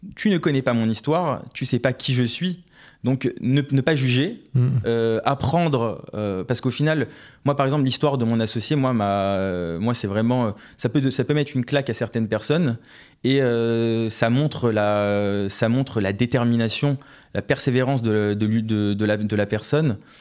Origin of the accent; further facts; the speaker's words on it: Neuilly-sur-Seine, Île-de-France, France; je viens de Neuilly-sur-Seine